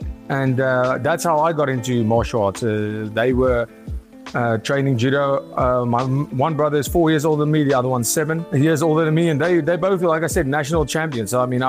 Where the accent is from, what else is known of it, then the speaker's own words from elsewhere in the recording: Pretoria, Gauteng, South Africa; Yes. Yeah. We see a lot of crime all the time.